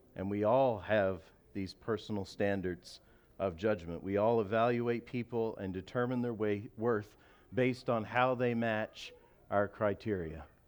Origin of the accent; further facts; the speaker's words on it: Canada; I'm a Canadian. I love my country